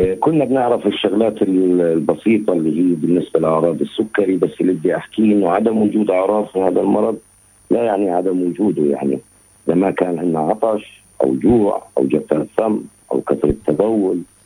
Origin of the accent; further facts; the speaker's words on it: Palestine; عندنا في فلسطين